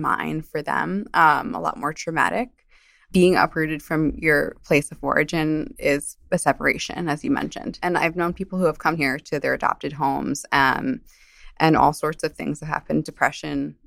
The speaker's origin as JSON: {"language": "English", "region": "New Jersey", "country": "United States", "tie": "born or raised there", "also_born_or_lived": "Colombia", "said": "I grew up in New Jersey"}